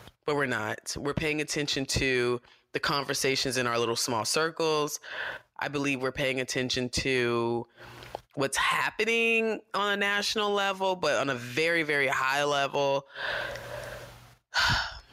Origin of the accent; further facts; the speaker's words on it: United States; as an American